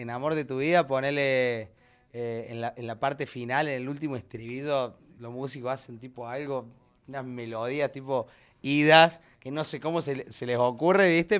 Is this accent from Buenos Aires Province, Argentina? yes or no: no; Córdoba, Argentina; yo que soy cordobés también